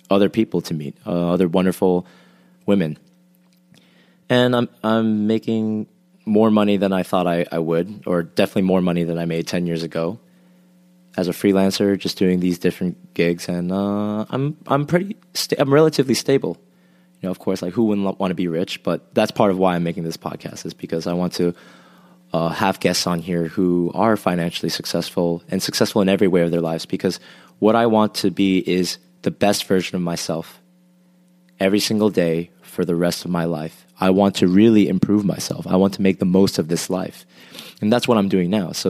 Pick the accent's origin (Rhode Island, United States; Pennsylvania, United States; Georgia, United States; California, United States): Rhode Island, United States; moved away as an adult; now in South Korea; from sixth grade onwards, I lived in Rhode Island. So I would call that my home state, and I would say that's where home is for me if I had to identify and I moved to Korea about seven years ago.